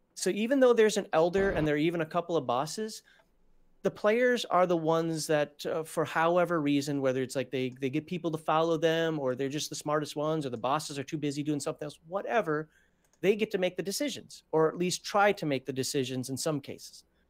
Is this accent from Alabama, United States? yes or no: no; Minnesota, United States; I'm from Minnesota. We wear a red flannel up there